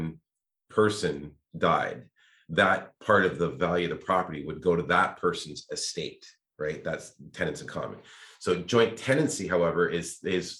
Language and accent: English; Toronto, Ontario, Canada; moved away as an adult; now in Ottawa, Canada; I came from Toronto